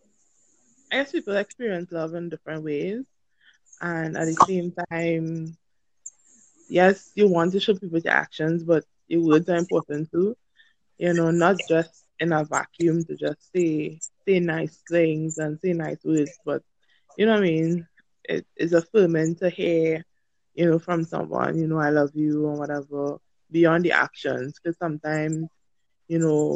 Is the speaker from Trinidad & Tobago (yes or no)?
yes; Trinidad & Tobago; I'm from Trinidad and Tobago.